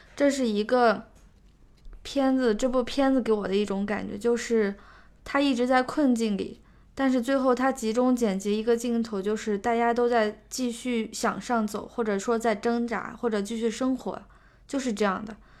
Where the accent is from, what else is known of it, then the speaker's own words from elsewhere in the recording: Ningxia, China; 因为我家乡就是宁夏，所以我对那边的感觉特别熟悉